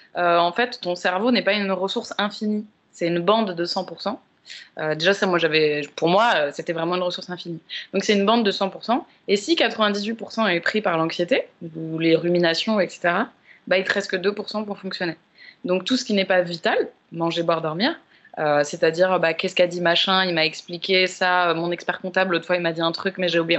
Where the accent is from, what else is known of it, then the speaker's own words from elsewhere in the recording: Paris, Île-de-France, France; j'ai grandi à Paris aussi